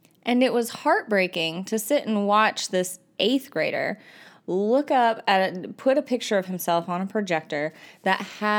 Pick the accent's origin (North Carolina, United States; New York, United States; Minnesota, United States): North Carolina, United States; I'm an ITF from North Carolina. And this episode, I'm coming to you from Texas and ISTE.